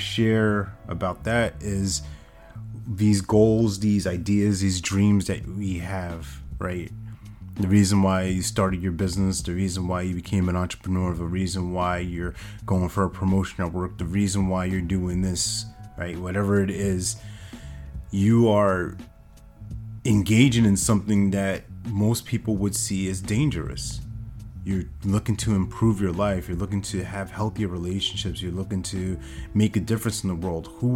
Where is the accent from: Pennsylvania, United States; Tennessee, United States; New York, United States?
New York, United States; back when I was growing up in New York